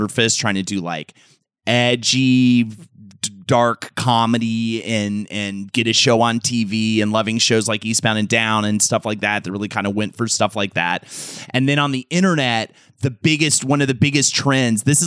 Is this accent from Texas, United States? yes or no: no; New York City, New York, United States; As a New Yorker